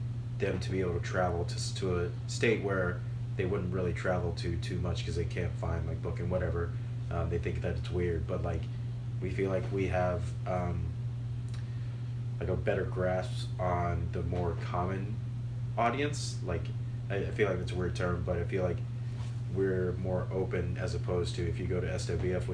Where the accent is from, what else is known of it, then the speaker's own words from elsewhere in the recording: Birmingham, Alabama, United States; now in Nashville, United States; I was born and raised in Birmingham, Alabama